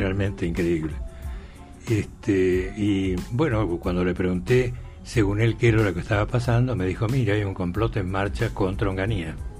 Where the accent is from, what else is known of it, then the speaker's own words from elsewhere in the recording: Buenos Aires, Argentina; also born or lived in Salta; nos quedamos a vivir en, la, en Cava, en la ciudad de Buenos Aires, y allí hice todo mi primario, mi secundario y mi universidad